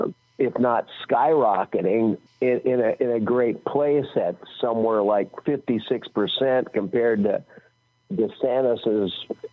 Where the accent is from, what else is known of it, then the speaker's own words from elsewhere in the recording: Des Moines, Iowa, United States; born there; But actually, I'm not a native Californian. I was born in Des Moines, Iowa.